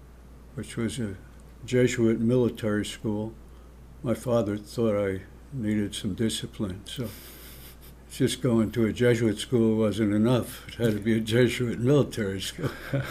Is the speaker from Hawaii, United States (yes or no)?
no; Newark, New Jersey, United States; also born or lived in East Orange, New Jersey; And I'm told I was born in Newark, New Jersey. I don't remember it, but yes. And our family lived in Newark. When I was young, I went to several schools in Newark.